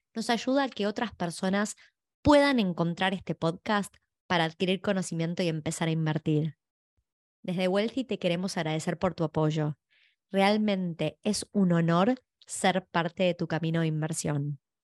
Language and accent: Spanish; Argentina; now in Australia; yo soy originalmente de Argentina